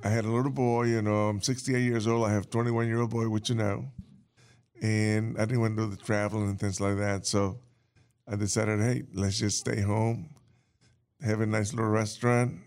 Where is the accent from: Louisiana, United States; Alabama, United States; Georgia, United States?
Louisiana, United States; New Orleans; moved away as an adult; also born or lived in Cuba; now in North Carolina, United States; I was born in Cuba. I grew up in New Orleans.